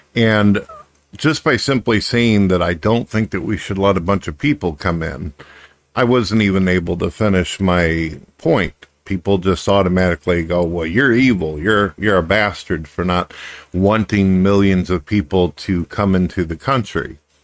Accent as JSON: {"language": "English", "country": "United States", "said": "as an American"}